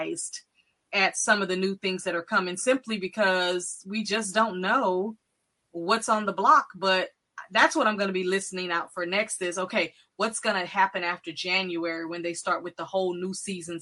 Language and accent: English; Texas, United States; I'm from Texas